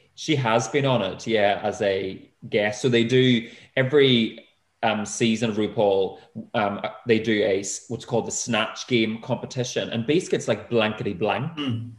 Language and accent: English; Northern Ireland, United Kingdom; moved away as an adult; now in United States; I grew up in Northern Ireland in the 80s